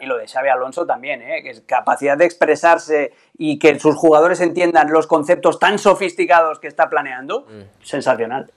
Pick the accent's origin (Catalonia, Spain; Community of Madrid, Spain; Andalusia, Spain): Catalonia, Spain; yo siendo catalán